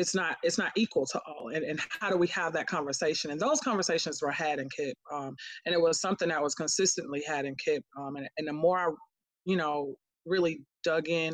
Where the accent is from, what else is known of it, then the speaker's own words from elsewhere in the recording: Miami, Florida, United States; now in Atlanta, United States; I'm originally from Miami, Florida, so it felt similar to home